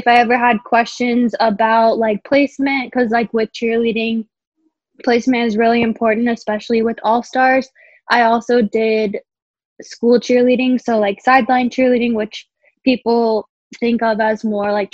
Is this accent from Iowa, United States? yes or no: yes; Des Moines, Iowa, United States; moved away; I'm originally from Des Moines, Iowa